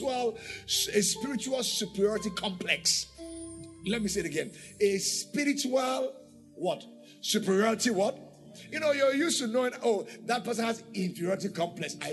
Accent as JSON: {"language": "English", "country": "Nigeria", "said": "I'm not just a citizen of Nigeria"}